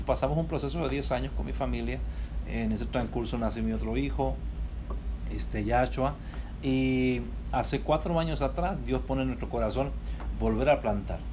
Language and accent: Spanish; Chile; moved away as an adult; also born or lived in New York, United States; now in Tempe, United States; yo soy una persona original de Chile, este, nací en Chile eh, y en el año 96 llegué a Estados Unidos.